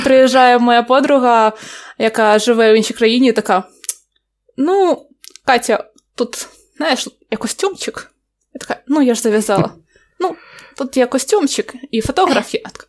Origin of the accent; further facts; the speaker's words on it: Odesa, Odesa Oblast, Ukraine; Я з Одеси.